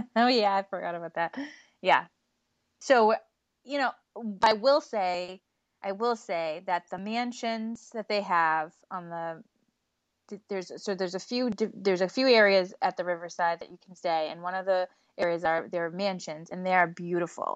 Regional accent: New England, United States; we're from New England

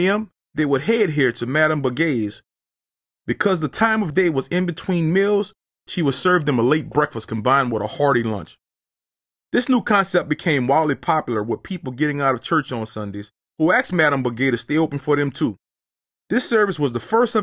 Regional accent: New Orleans, Louisiana, United States; I grew up in the Night Ward, a few neighborhoods over from the French Quarter

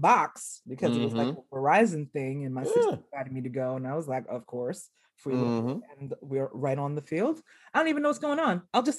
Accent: New York City, New York, United States; I'm from Brooklyn

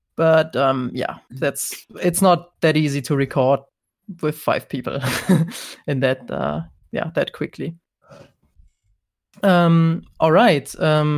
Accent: Germany; I'm from Germany

